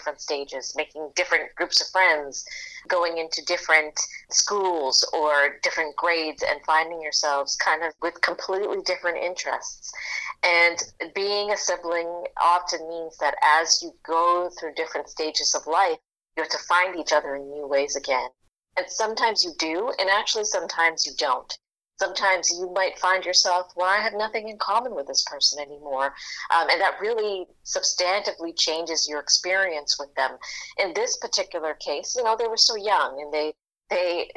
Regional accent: Toronto, Ontario, Canada; I grew up in Rexdale, which is not Jane and Finch

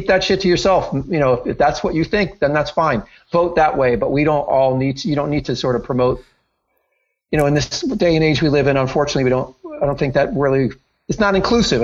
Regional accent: Princeton, New Jersey, United States; I grew up in Princeton, New Jersey

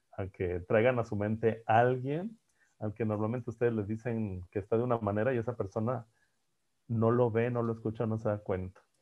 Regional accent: Monterrey, Nuevo León, Mexico; Yo soy de Monterrey, pues es que así hablamos en Monterrey.

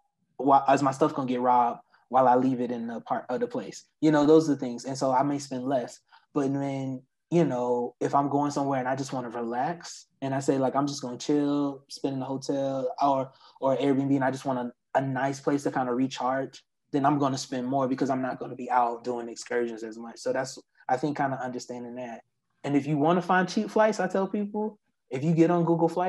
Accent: Florida, United States; I'm from Florida

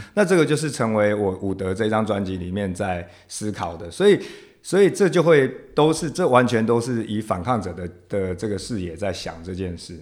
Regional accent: Taiwan; first language Taiwanese Hokkien; Chinese is a second language; 其实我最早，因为我是阿嬷带大的嗯。小孩嗯哼。所以是我最早讲的 这个台语就是我的母语嘛

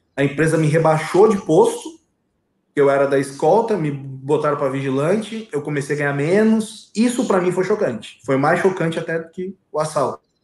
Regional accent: Viamão, Rio Grande do Sul, Brazil; also born or lived in Gravataí; Nasci e me criei em Viamão, do lado de Porto Alegre

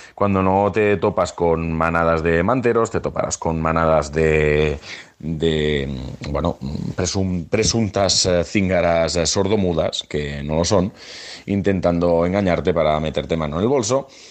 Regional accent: Barcelona, Catalonia, Spain; nuestra maravillosa ciudad

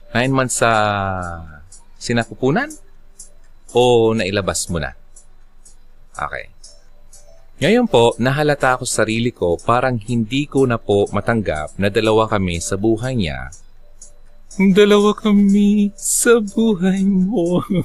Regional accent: Bicol Region, Philippines; Actually, taga Bicol ako.

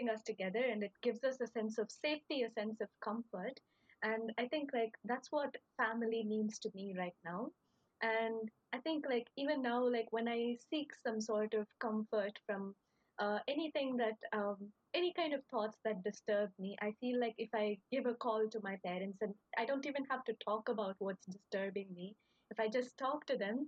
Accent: India; now in Kyoto, Japan; I am from India, and currently I'm studying my master's at Kyoto, Japan.

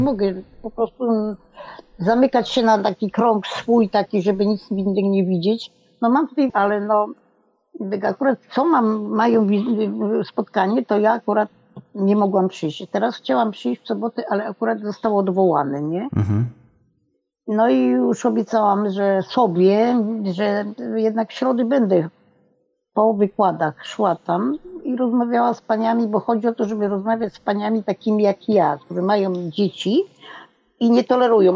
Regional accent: Poland; moved away; na etapie mojej wsi, bo ja bardzo wcześnie wyjechałam stamtąd

